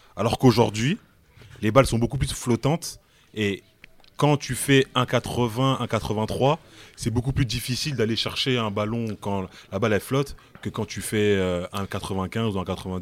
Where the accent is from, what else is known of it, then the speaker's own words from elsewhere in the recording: France; En tant que Français